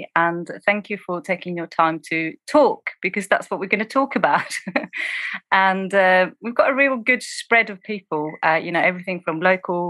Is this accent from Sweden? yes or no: yes; Sweden; also born or lived in East London, United Kingdom; now in London, United Kingdom; I am originally from Sweden, but I train and served as an officer in the UK, and I'm currently in East London